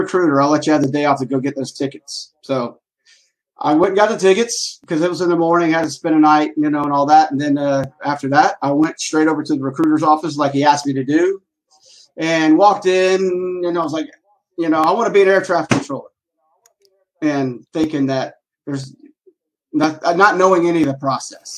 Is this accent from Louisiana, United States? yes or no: no; Tucker, Georgia, United States; born and raised in Atlanta, Georgia, out in a place called Tucker, which is on the east side of Atlanta